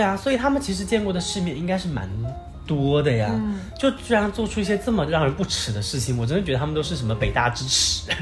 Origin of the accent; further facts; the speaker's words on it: Jiangxi, China; 我们俩是通过实习这件事认识的，对。在我们的家乡电视台